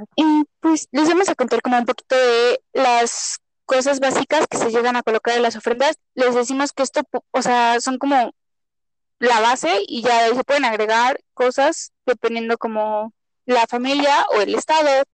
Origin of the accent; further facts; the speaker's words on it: Mexico; somos mexicanas las dos